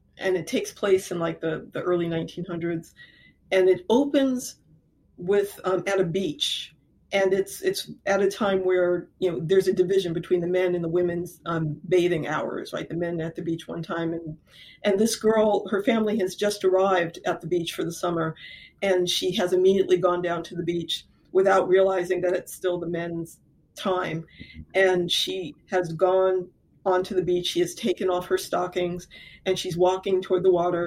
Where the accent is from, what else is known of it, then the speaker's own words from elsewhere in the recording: Lorain, Ohio, United States; I grew up in Lorain, Ohio